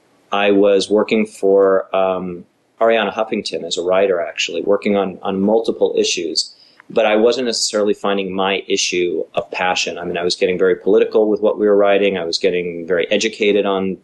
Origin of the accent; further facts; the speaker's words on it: Los Angeles, California, United States; as a young kid growing up in the San Fernando Valley